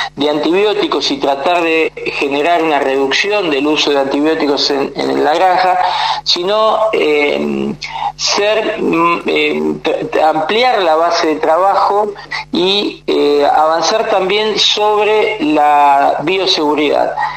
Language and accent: Spanish; Morón, Buenos Aires Province, Argentina; yo soy de, toda la vida de zona oeste, eh, de, Morón